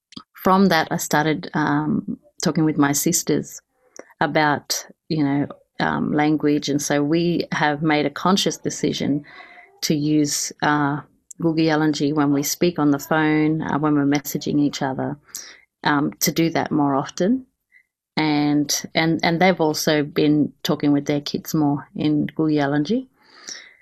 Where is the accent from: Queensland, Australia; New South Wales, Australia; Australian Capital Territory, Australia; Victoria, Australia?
Queensland, Australia; Kuku Yalanji country; moved away; I come from the Kupi Yalanji mob, which is from about Mowbray River up to the Annan River